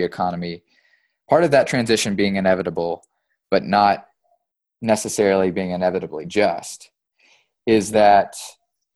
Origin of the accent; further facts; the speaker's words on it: East Tennessee, United States; moved away as an adult; also born or lived in East Kentucky; I grew up in East Tennessee, and my first job out of school was for a solar company in East Tennessee before I moved to East Kentucky.